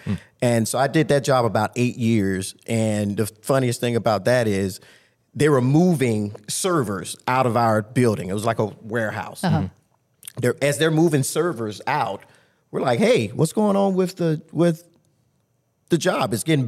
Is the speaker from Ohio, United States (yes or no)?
no; Tampa, Florida, United States; No, I was born and raised in Tampa, Florida.